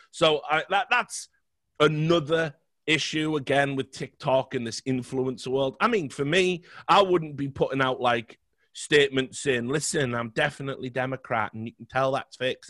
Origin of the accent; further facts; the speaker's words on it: United Kingdom; I'm British